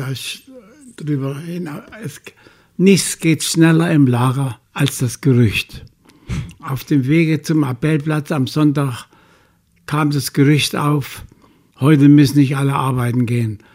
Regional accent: Chemnitz, Saxony, Germany; ich will zurück in meine Heimatstadt

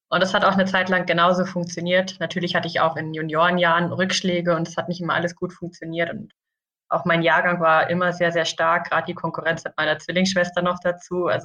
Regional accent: Winterberg, North Rhine-Westphalia, Germany; Ähm, ich komme gebürtig aus Winterberg und habe da die ersten 20 Jahre meines Lebens auch verbracht

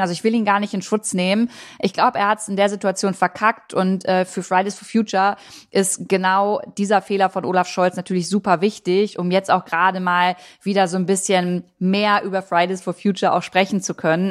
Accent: Harz, Germany; meine Heimat. Der Harz, der Harz ist super schön

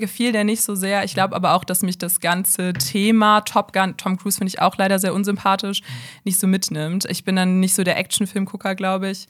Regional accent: Bonn, North Rhine-Westphalia, Germany; ich bin 23 und ich komme aus Bonn

